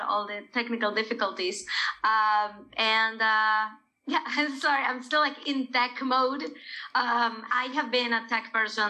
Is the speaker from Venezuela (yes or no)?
yes; Venezuela; moved away; when I was growing up in Venezuela with corporate parents